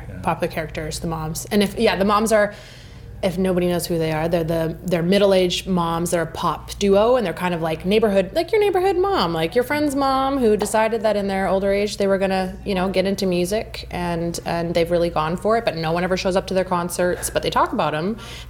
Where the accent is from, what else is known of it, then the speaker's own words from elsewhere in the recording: British Columbia, Canada; there was a lot that we had spent a lot of time growing up in the Okanagan as kids.